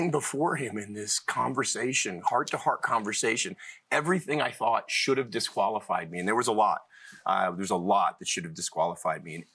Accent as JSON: {"language": "English", "town": "Cleveland", "region": "Ohio", "country": "United States", "tie": "born or raised there", "also_born_or_lived": "Boston", "said": "I was born in Boston, but was mostly raised in Cleveland and have lived all over."}